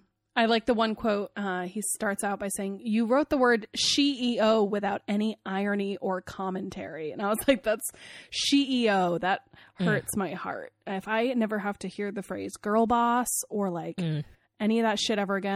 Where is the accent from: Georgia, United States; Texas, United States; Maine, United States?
Maine, United States; I live in Maine, this is very personal for me, I'm from Maine, this is very personal to my heart.